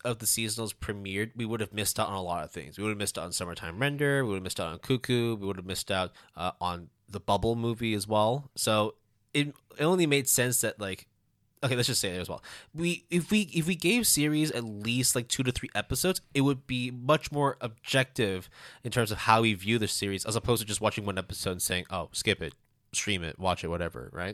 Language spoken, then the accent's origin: English; Hong Kong; moved away; also born or lived in Canada; I'm Canadian, uh, I, I grew up in Hong Kong